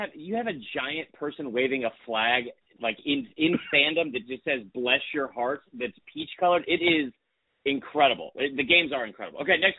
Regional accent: Atlanta, Georgia, United States; I'm from Atlanta

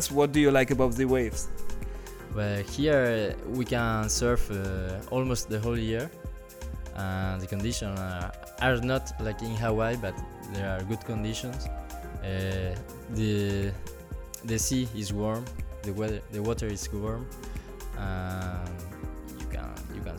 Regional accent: Andalusia, Spain; English is a second language; moved away as an adult; Okay, uh, as I am from Andalusia

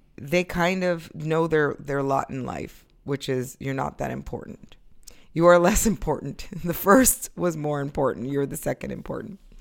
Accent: Florida, United States; moved away as an adult; now in New York, United States; I left here when I was six, and I grew up in Florida

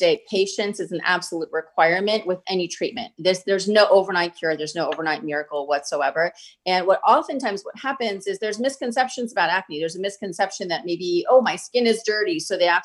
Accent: India; I come from India

